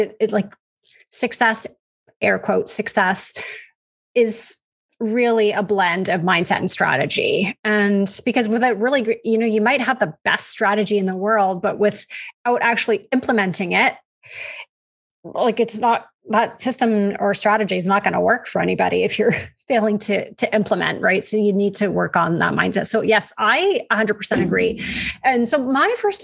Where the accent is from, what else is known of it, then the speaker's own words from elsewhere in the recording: Canada; We say niches because we're Canadian. That's how we pronounce it up here